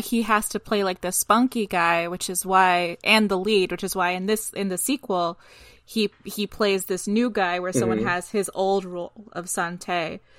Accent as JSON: {"language": "English", "country": "United States", "said": "as an American"}